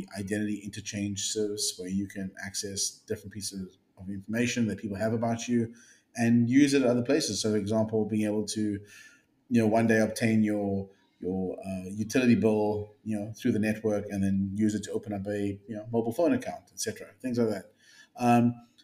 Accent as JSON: {"language": "English", "country": "South Africa", "tie": "born or raised there", "also_born_or_lived": "Bay Area, California", "moved": "as an adult", "lives_now": "California, United States", "said": "I'm a South African born entrepreneur"}